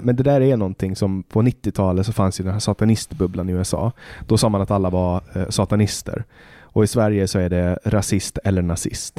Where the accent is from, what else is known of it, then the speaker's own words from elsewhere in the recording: Åland Islands; moved away as an adult; now in Stockholm, Sweden; när jag är hemma på Åland